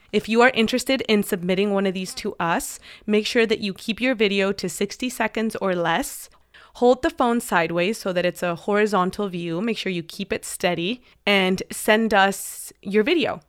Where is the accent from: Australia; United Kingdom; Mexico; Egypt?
Mexico; English is a second language; moved away; I went to a full immersion English school in Mexico. All of my classes were taught in English since I was in kindergarten